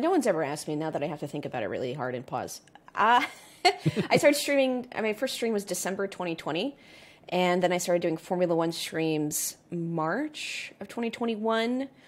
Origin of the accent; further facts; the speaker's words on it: United States; I'm American